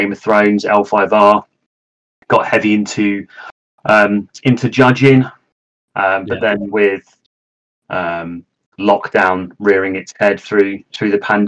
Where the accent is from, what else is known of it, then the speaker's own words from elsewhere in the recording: Bristol, South West England, United Kingdom; I'm from Bristol, along with Sam.